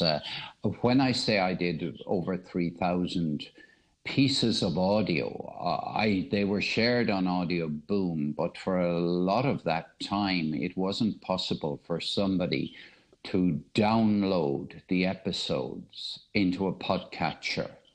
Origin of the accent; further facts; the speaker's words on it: Ireland; also born or lived in United Kingdom; now in Cork, Ireland; I'm, speaking from Cork in Ireland. I was born in Ireland, but I lived 30 years of my life in the UK